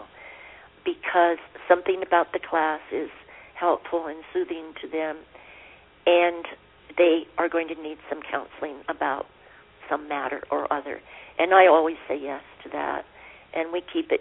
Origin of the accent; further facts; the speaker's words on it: Pennsylvania, United States; now in Santa Fe, United States; I was born in Pennsylvania in coal mining country